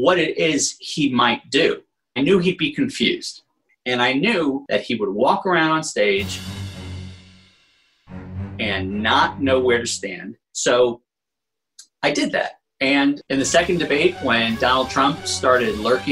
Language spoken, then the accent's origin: English; New York City, New York, United States; I grew up in Manhattan